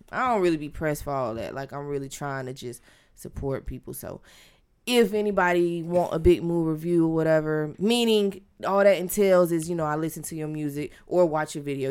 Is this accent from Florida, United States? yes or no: yes; Tampa, Florida, United States; I am from Tampa, Florida, um, born and raised